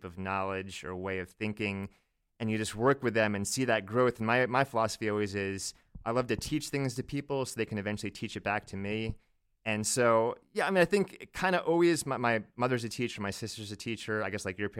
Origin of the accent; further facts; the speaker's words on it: Virginia Beach, Virginia, United States; Yeah, I grew up in Virginia Beach, so southeastern Virginia, about 15 minutes away from the shore.